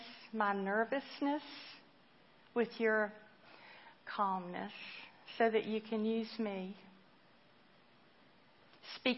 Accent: Spartanburg, South Carolina, United States; I was brought up in the church in my hometown of Spartanburg

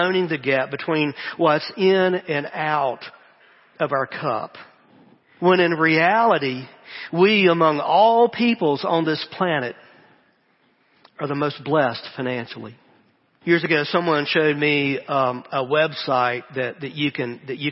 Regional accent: the American South, United States

